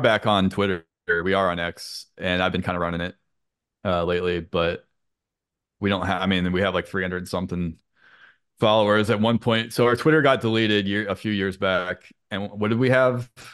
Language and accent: English; St. Louis, Missouri, United States; moved away as an adult; also born or lived in Boston area; now in Boston, United States; I'm from the Saint Louis area